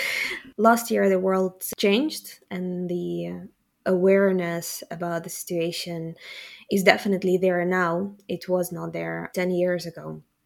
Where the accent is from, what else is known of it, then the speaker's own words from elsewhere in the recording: Kyiv, Ukraine; moved away as an adult; also born or lived in Rotterdam, Netherlands; now in Gouda, Netherlands; Ukrainian, born and raised in Kiev, and for the past 10 years I live in the Netherlands